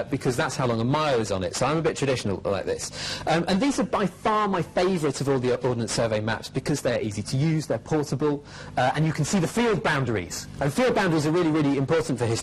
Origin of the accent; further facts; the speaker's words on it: North Lancashire, North West England, United Kingdom; I grew up in North Lancashire